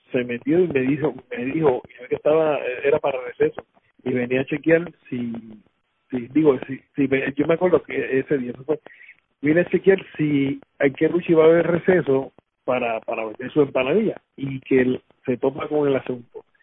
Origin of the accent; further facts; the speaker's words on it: Utuado, Puerto Rico; … y yo somos de Utuado